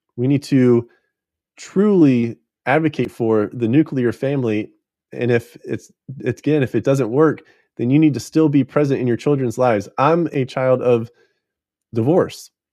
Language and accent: English; United States